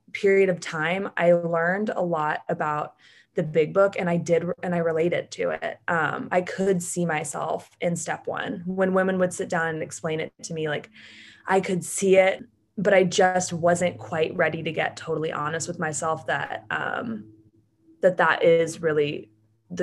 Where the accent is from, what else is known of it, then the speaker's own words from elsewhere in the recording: Atlanta, Georgia, United States; I'm from Atlanta, Georgia, and I grew up super normal